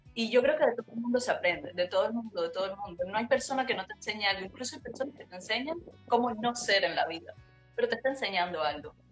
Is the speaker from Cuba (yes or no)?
yes; Havana, Cuba; moved away as an adult; now in Montreal, Canada; yo realmente nací en, en La Habana, en un barrio pobre